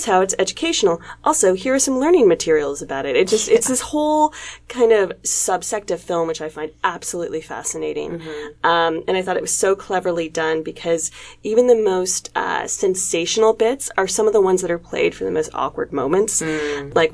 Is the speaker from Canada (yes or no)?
yes; Canada; we are from Canada. We're based in Toronto.